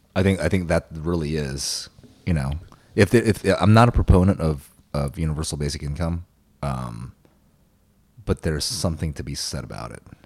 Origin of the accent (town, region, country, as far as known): Lakeland, Florida, United States; born or raised there; English is a second language